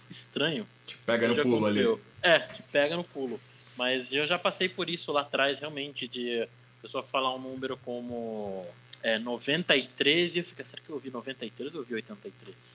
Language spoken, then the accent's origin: Portuguese; Brazil; isso nunca tinha acontecido comigo no Brasil, e eu que sou brasileiro